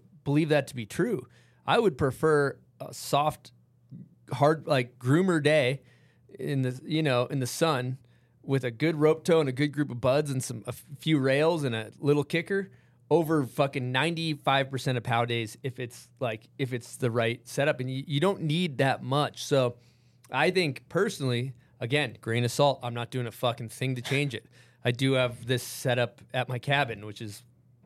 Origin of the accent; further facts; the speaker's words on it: Massachusetts, United States; now in Utah, United States; I grew up in Massachusetts